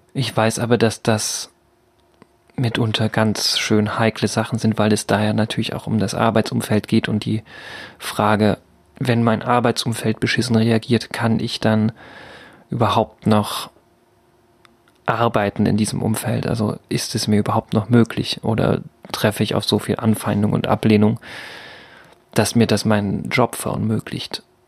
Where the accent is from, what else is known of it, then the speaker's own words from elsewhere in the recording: Altenburg, Thuringia, Germany; moved away; in Altenburg bewegt habe, meine Geburtsstadt